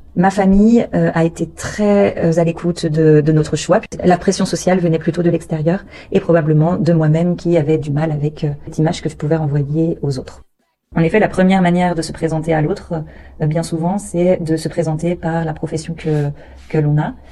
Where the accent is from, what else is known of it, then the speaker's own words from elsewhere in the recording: France; moved away as an adult; now in Austin, United States; Je suis née en France et mon mari et moi, nous sommes partis de France il y a 6 ans.